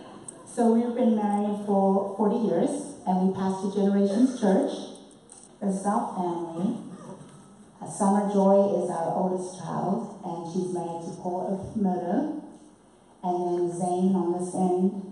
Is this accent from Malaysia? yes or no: no; Harare, Zimbabwe; accent: British; moved away; born and raised in a city called Salisbury, and this is in the southern part of Africa, just above South Africa.